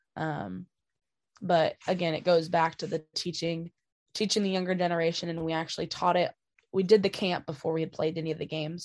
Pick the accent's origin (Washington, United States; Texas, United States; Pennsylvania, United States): Washington, United States; growing up in Washington and playing softball in Washington